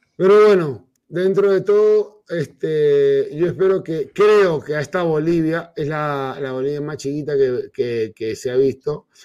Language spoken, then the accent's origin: Spanish; Peru; como peruano